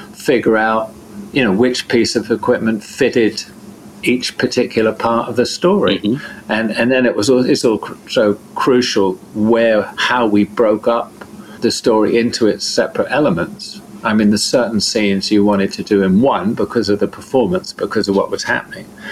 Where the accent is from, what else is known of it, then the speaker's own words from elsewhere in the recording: Devon, South West England, United Kingdom; I'm from Devon, in southern England